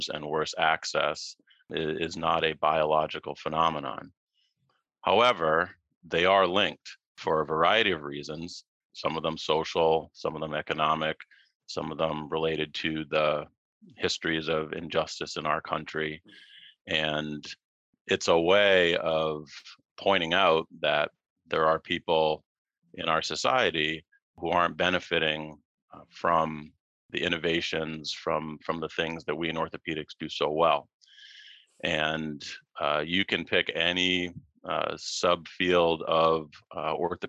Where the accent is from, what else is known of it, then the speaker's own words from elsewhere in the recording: Massachusetts, United States; moved away as an adult; also born or lived in Baltimore; now in Hawaii, United States; I grew up in Massachusetts